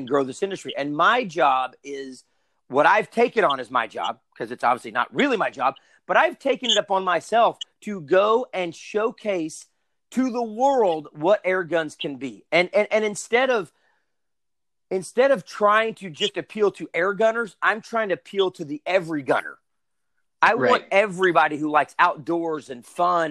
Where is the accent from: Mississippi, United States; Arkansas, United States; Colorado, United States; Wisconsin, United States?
Arkansas, United States; I'm from Arkansas, grew up shooting